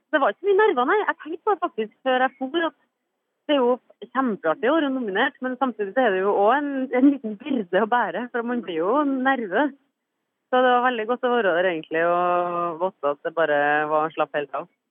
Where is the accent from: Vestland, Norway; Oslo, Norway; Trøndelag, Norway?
Trøndelag, Norway; jeg er trønder